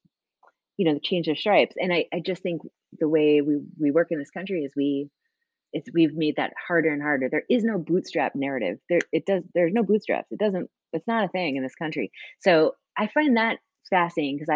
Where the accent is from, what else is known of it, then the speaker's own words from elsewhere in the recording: Hudson Valley, New York, United States; I grew up in the Hudson Valley, the daughter of two teachers